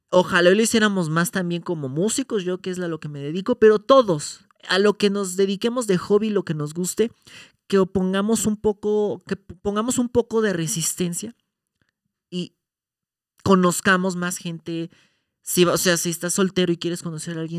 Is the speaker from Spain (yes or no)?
no; Mexico; tenemos nuestro encanto. Como mexicanos.